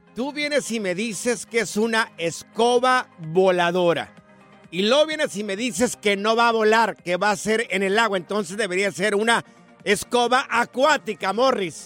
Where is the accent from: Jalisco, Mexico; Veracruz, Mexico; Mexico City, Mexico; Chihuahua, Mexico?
Jalisco, Mexico; yo soy del estado de Jalisco